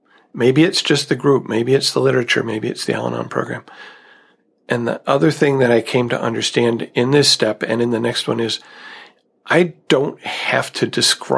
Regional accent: United States; growing up in America

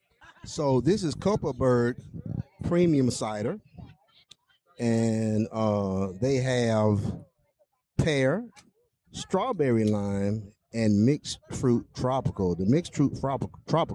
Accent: Alabama, United States; I'm from Alabama.

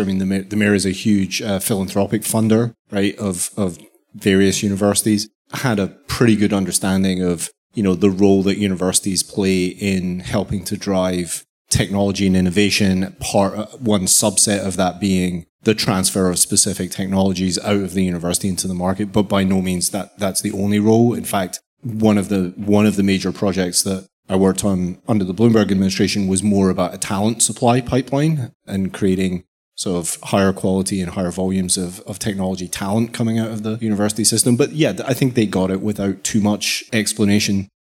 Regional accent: Glasgow, Scotland, United Kingdom; moved away; also born or lived in London / New York / Canada; I'm, I'm originally from Glasgow and spent a long time in London

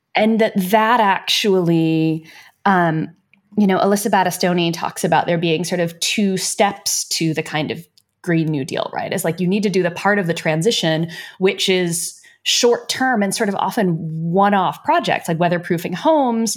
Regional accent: United States; I say this as an American

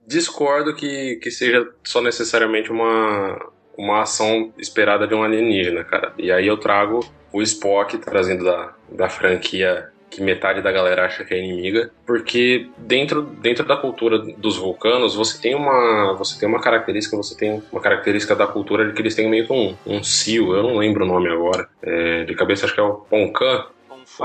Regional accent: Brazil; accent: interior; nosso sotaque do interior

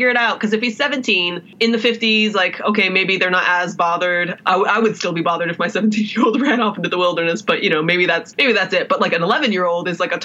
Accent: Las Vegas, Nevada, United States; I grew up in Vegas

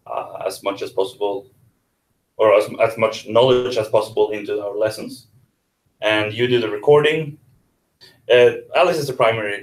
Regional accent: Norway; I'm from Norway.

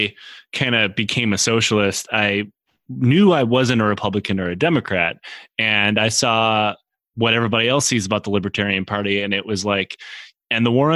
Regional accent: Michigan, United States; from my home state of Michigan

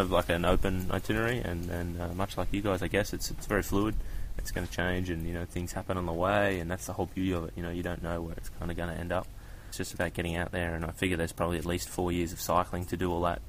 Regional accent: Newcastle, New South Wales, Australia; I'm from Newcastle in Australia

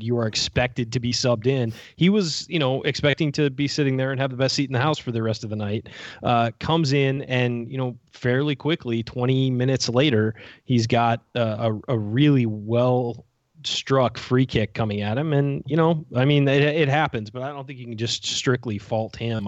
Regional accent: Southern California, United States; I grew up in Southern California

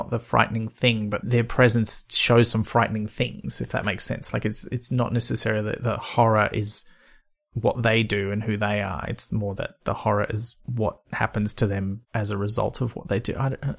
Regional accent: Byron Bay, New South Wales, Australia; I grew up near Byron Bay, you folks. You can have it. I've had enough of it for a lifetime.

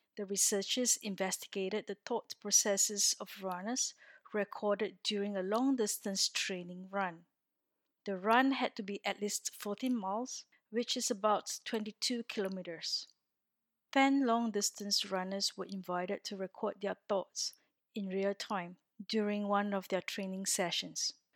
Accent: Singapore; moved away as an adult; now in Orsay, France; I am originally from Singapore, a little country in Southeast Asia, and have been living in France for four years since twenty sixteen

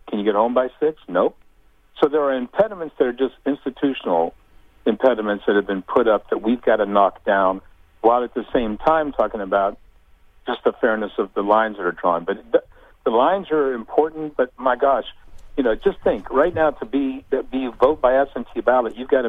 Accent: Pennsylvania, United States; now in Indiana, United States; I grew up in Pennsylvania.

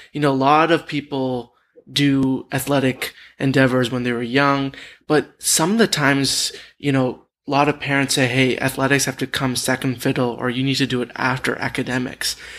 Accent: Dallas, Texas, United States; I'm I'm originally from Dallas.

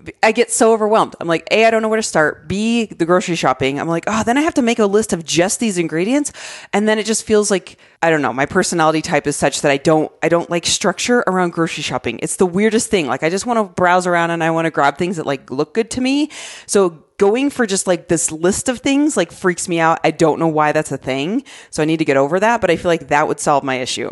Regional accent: Arizona, United States; moved away; I love, love my home state so much

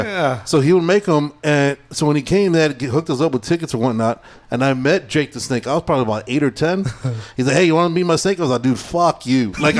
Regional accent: Idaho, United States; Is that an excuse? I'm from Idaho, so I don't.

